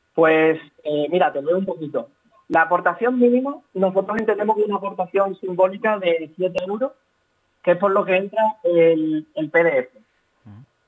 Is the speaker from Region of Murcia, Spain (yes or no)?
no; Seville, Andalusia, Spain; Somos, somos de Sevilla ambos